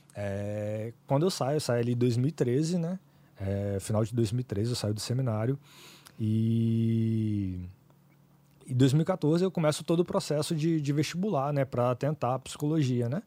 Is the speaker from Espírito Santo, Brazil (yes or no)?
yes; Vitória, Espírito Santo, Brazil; also born or lived in Ipatinga, Minas Gerais; fui criado aqui em Vitória